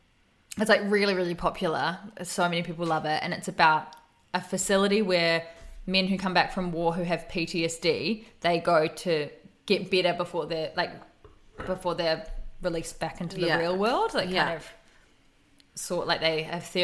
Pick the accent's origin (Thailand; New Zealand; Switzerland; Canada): New Zealand; now in New South Wales, Australia; I'm from New Zealand